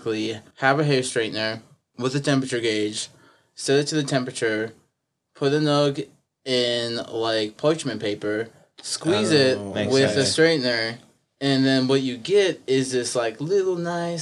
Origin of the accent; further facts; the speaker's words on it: Great Falls, Montana, United States; also born or lived in Missoula, Montana; I'm from Great Falls